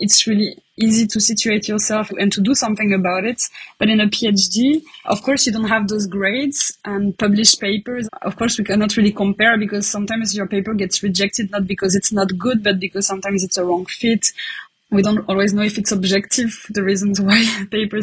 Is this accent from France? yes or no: yes; France; now in Leuven, Belgium; I'm from France originally